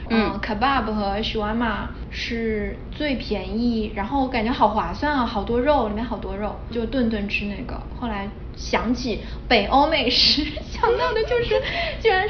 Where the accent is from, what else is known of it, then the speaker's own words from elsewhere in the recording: Shanghai, China; now in New York, United States; 作为一个上海人，吃了个泡饭配了条咸鱼。在纽约的布鲁克林有一个工厂，专门做烟熏鱼的工厂。